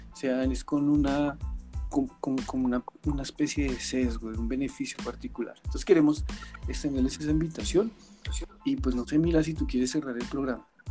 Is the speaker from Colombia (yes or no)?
yes; Colombia; nos da como sociedad colombiana